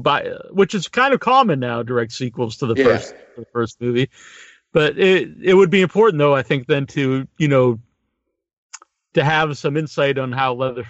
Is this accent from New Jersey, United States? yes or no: no; Massachusetts, United States; my home state here in Massachusetts.